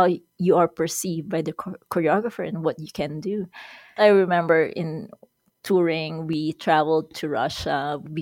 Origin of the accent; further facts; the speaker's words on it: Quezon City, Metro Manila, Philippines; moved away as an adult; now in Edmonton, Canada; I was born in Manila, Philippines, And I grew up in Quezon City, which is the capital of the Philippines